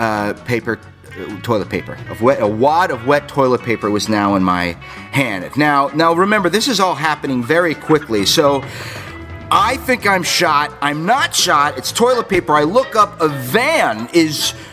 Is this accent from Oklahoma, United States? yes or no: no; South Florida, United States; also born or lived in New York; I grew up down in South Florida. I was born in New York. I moved down to Florida when I was 5 years old.